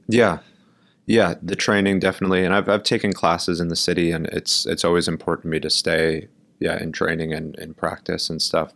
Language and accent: English; New York, United States; also born or lived in Milwaukee, Wisconsin; I grew up in Brooklyn, New York. Um, I was born here